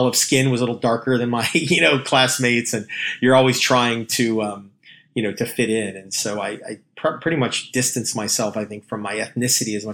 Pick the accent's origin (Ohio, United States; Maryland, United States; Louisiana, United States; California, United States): Maryland, United States; I was born and raised in the Maryland area outside of Washington, D.C.